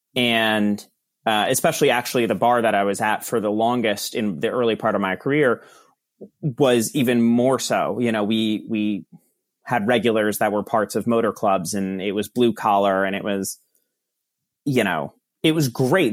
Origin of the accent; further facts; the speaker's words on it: Verona, New Jersey, United States; I grew up in Verona, New Jersey